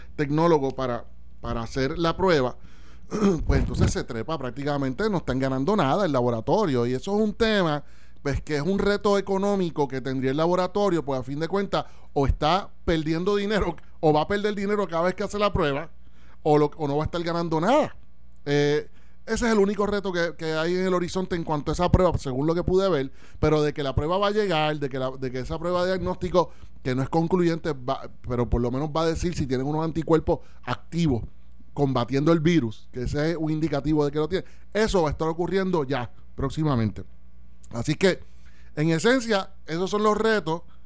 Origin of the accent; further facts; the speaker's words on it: Puerto Rico; como puertorriqueños, ciudadanos